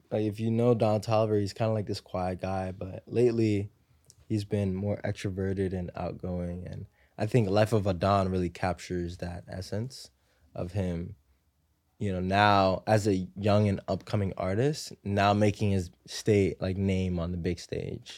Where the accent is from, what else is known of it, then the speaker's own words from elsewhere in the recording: New York City, New York, United States; I grew up in Harlem, um, you know, in, in the projects, like Section eight housing